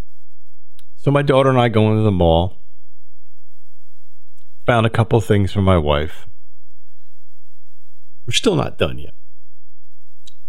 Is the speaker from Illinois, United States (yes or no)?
no; Delran, New Jersey, United States; I grew up in Del Ran